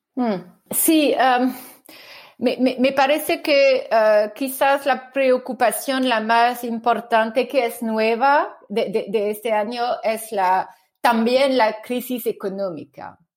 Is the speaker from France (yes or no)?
yes; France; accent: French; Spanish is a second language; mi acento francés muy fuerte